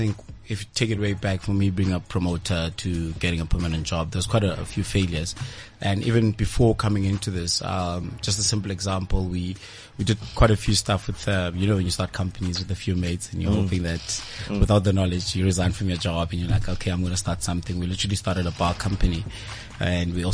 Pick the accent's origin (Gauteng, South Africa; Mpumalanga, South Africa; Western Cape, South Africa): Mpumalanga, South Africa; Middelburg; moved away as an adult; now in Pretoria, South Africa; I grew up in Middleburg. It's all the way in Mpumalanga